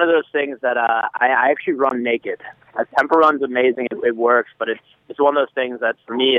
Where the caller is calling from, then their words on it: Cambridge, Massachusetts, United States; I'm calling. I'm at Harvard right now. I'm here in Massachusetts, in Cambridge.